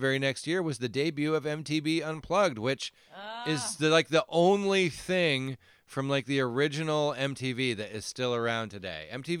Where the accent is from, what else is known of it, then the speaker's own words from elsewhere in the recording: Alaska, United States; I'm from Alaska